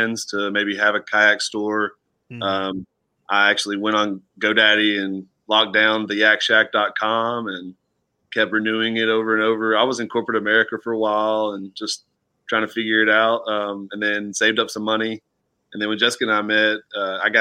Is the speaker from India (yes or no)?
no; Northwest Georgia, United States; moved away as an adult; also born or lived in Arkansas; now in Alabama, United States; I'm from Northwest Georgia